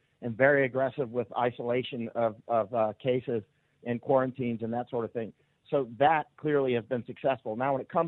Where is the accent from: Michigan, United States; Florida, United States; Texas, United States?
Florida, United States; I was a kid growing up in Florida